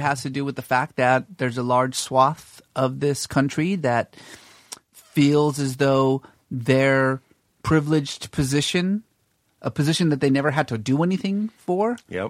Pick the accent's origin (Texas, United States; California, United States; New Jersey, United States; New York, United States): California, United States; Northern; moved away; also born or lived in Iran / Boston / Mississippi; so I grew up in California. You know, basically Northern California mostly.